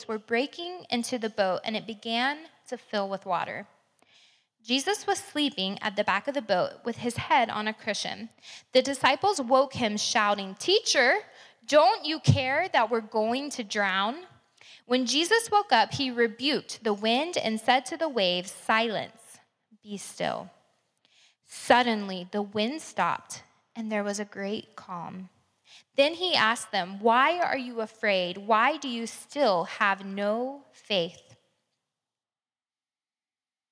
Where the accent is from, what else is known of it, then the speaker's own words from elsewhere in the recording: Crestview, Florida, United States; I grew up in Crestview a few hours away